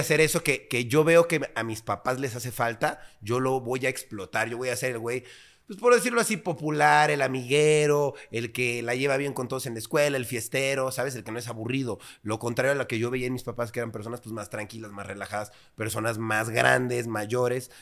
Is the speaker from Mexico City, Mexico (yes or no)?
yes; Mexico City, Mexico; cuando era muy niño, digamos, cuando convivíamos y estábamos muy pequeños, yo tenía, no sé, seis, siete años, pues yo vivía en una colonia a lo mejor no tan agraciada, vaya, pero pues una colonia bien, eh, es Churubusco, por ahí, por esa zona, eh, Prado Churubusco